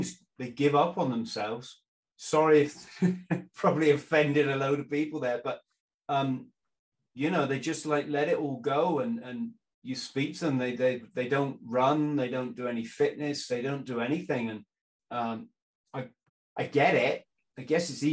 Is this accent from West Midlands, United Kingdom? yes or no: no; South West England, United Kingdom; I was living in the southwest, so a long way from London